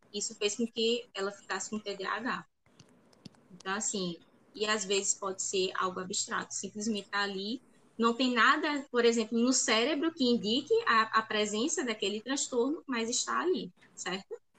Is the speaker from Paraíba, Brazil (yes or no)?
yes; Paraíba, Brazil; eu sou da Paraíba